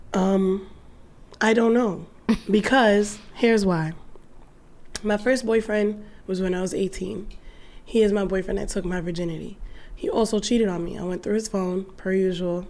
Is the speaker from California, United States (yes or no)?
no; New York City, New York, United States; I'm saying from Brooklyn